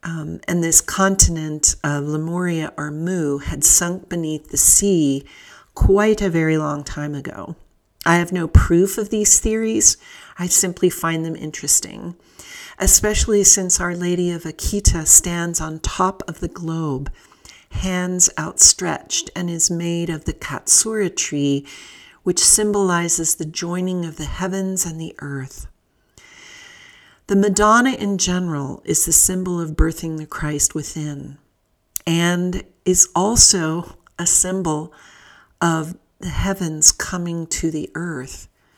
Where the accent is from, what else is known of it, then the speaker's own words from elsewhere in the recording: Southern California, United States; Now, I grew up in Southern California, a Pacific Rim region